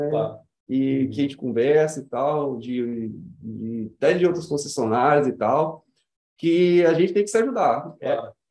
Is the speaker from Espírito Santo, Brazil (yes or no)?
yes; Vitória, Espírito Santo, Brazil; also born or lived in Cariacica; vim de família humilde, nasci aqui no Espírito Santo mesmo, né? Vitória. Vitória. Uhum. Só que eu moro em Cariacica, sempre moro em Cariacica, né? Uhum. perto da Água Branca, do prédio da Água Branca.